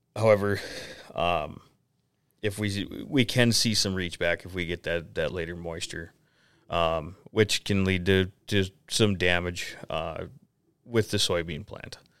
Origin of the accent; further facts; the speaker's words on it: Detroit Lakes, Minnesota, United States; also born or lived in North Dakota; now in Anamoose, United States; I'm originally from the Detroit Lakes, Minnesota area.